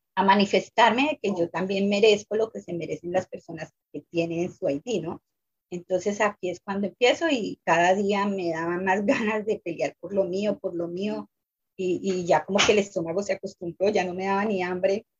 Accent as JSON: {"language": "Spanish", "country": "Colombia", "moved": "as an adult", "said": "yo vengo de Colombia"}